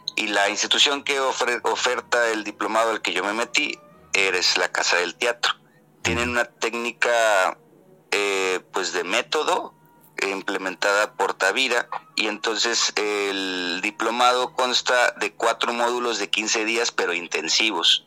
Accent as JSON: {"language": "Spanish", "town": "Mazatlán", "region": "Sinaloa", "country": "Mexico", "said": "yo soy de Mazatlán, Mazatlán es al sur de Sinaloa, es costa"}